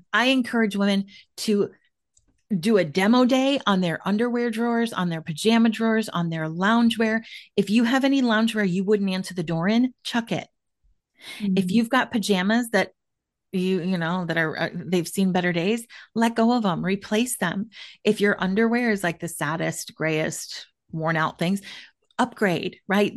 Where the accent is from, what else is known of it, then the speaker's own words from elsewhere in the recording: Minneapolis-St. Paul area, Minnesota, United States; moved away as an adult; also born or lived in Washington, D.C. area; I am back in somewhat rural, like exurb kind of Minneapolis, St. Paul area